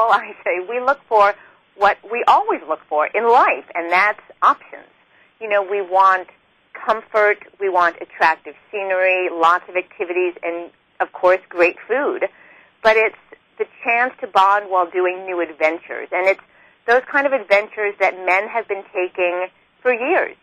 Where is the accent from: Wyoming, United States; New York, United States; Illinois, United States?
New York, United States; I grew up in New York